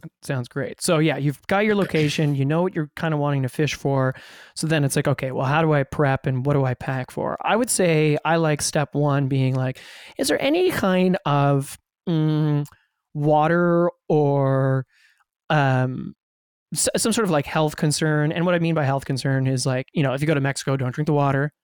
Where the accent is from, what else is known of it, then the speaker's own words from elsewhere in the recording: Ottawa, Ontario, Canada; now in Toronto, Canada; growing up in Ottawa